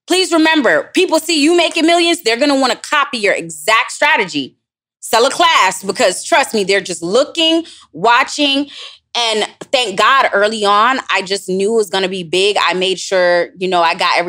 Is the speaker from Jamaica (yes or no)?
yes; Jamaica; moved away; also born or lived in Florida / Los Angeles; I'm Jamaican